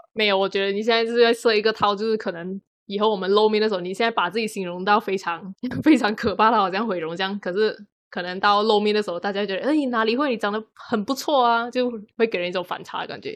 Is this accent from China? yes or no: no; Malaysia; 我出生在马来西亚